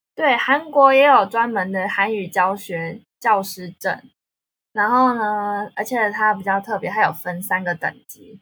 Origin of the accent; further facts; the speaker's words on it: Taiwan; accent: Taiwanese accent; moved away as an adult; now in South Korea; 我是台湾人